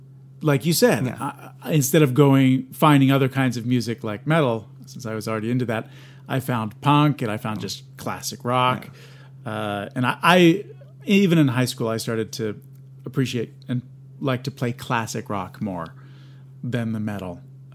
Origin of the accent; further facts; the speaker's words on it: southern New Jersey, United States; I am from New Jersey.